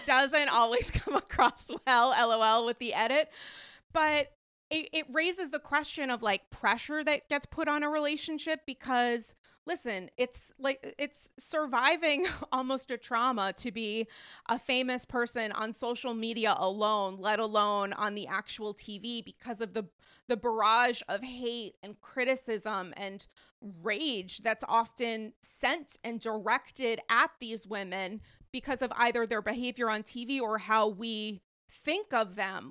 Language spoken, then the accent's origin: English; Rhode Island, United States; now in New York, United States; we're from Rhode Island